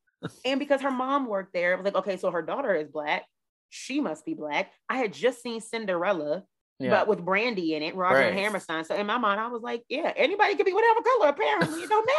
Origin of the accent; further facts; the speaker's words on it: right outside of DC, Maryland, United States; moved away; also born or lived in Dallas; Where I grew up in Maryland, right outside of DC